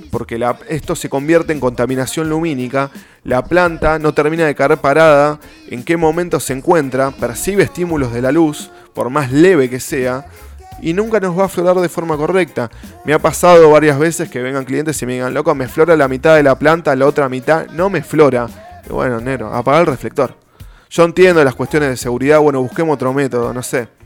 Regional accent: Argentina; Cruzamos el río de la Plata y somos.

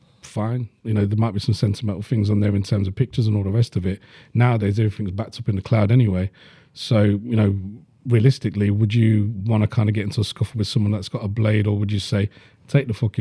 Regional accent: Leeds, Yorkshire and the Humber, United Kingdom; I grew up in Burma at Leeds

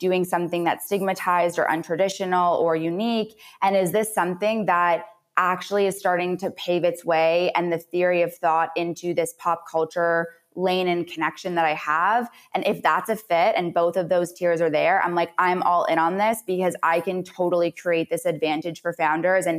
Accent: Canada; now in United States; I'm also a Canadian that moved to the US

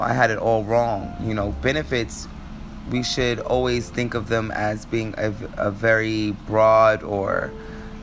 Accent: United States; I'm American, so I can only speak from my reality, but especially for us here in America

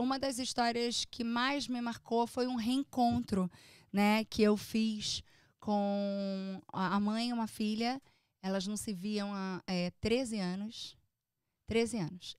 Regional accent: Brazil; moved away as an adult; now in United States; Eu sou uma imigrante. Por mais que você tenha um green card, por mais que você tenha uma cidadania até, é, você é brasileira

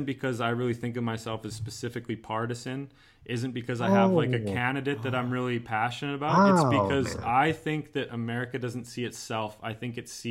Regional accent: Canada; even though I'm Canadian, I grew up like on American culture

